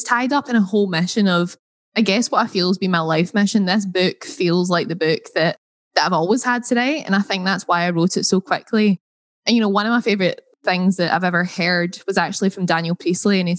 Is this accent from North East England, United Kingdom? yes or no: no; Scotland, United Kingdom; accent: Scottish; my Scottish accent